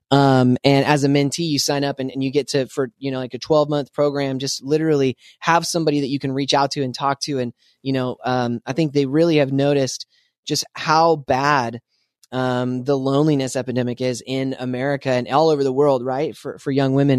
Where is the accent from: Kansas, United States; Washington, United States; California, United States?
Washington, United States; Spokane; I grew up in Spokane, Washington.